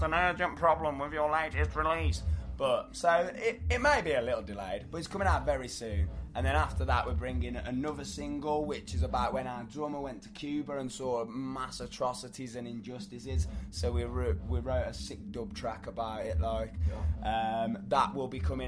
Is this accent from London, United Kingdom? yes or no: no; South Staffordshire, West Midlands, United Kingdom; We're still Midlands to the bone